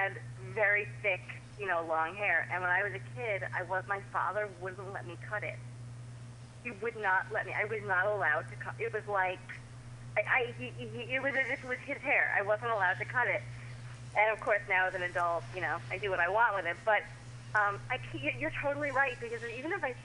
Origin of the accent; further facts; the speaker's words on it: New York, United States; now in Los Angeles, United States; I'm Jewish, I'm from New York